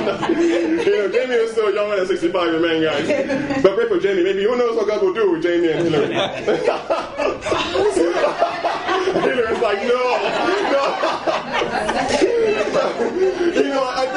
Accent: Nigeria; moved away; I was born in Nigeria

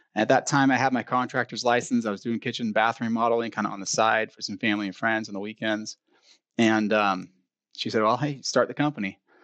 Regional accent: Bay Area, California, United States; moved away as an adult; now in Sacramento, United States; I grew up in the Bay Area, moved up here in about two thousand three

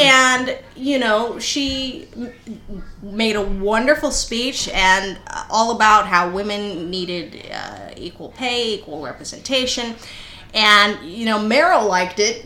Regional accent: El Paso, Texas, United States; moved away; I grew up in El Paso

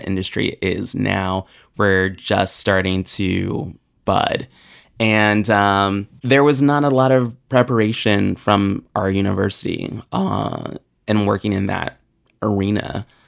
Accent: Springfield, Virginia, United States; also born or lived in Williamsburg, Virginia; I grew up in Springfield, Virginia, which is only, um, twenty minutes outside of D C.

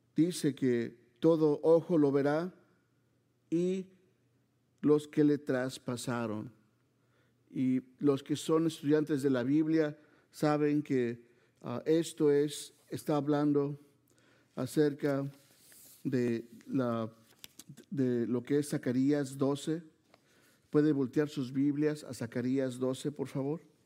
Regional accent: Mexico City, Mexico; vengo de Chilangolandia, como nos dicen, ¿verdad? De la Ciudad de México

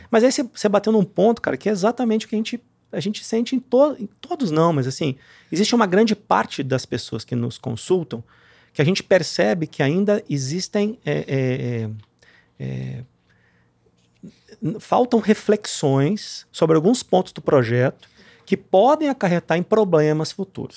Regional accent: Cachoeira do Sul, Rio Grande do Sul, Brazil; also born or lived in Porto Alegre; now in Minas Gerais, Brazil; sou gaúcho. Nasci em Porto Alegre. É, me criei numa cidadezinha do interior chama Cachoeira do Sul.

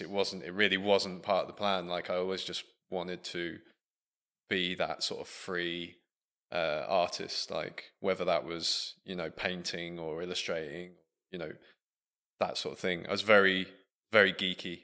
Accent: Buckingham, South East England, United Kingdom; moved away as an adult; also born or lived in Leicester; growing up in Buckingham, our nearest city being Milton Keynes

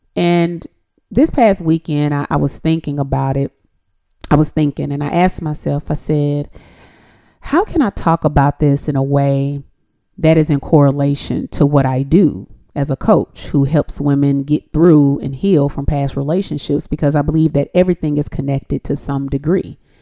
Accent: Decatur, Georgia, United States; also born or lived in Atlanta, Georgia; I'm actually from Atlanta. I was born in Atlanta. I was raised in Decatur, Georgia, to be exact.

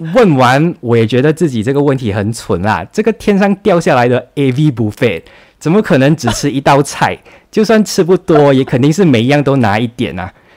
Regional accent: Johor Bahru, Johor, Malaysia; also born or lived in a New Village (grandparents' home, age 9-13); 那时候我不是住在新山，我九岁到十三岁的时候是跟外公外婆一起住的

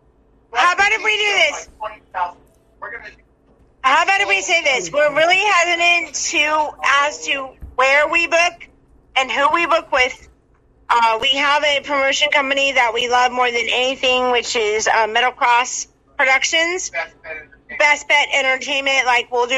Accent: Alaska, United States; moved away; Alaska, let me tell you, that's my hometown.

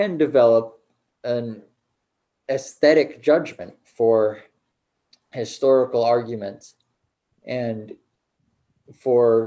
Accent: United States; as an American, I live in this country

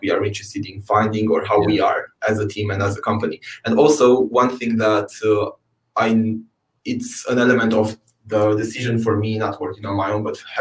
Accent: Romania; now in United Kingdom; my home country, Romania

